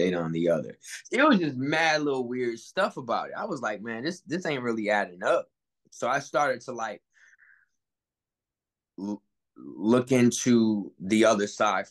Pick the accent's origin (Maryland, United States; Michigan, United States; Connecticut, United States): Connecticut, United States; New Haven; coming from New Haven, Connecticut, there's a lot of occult things just embedded in our city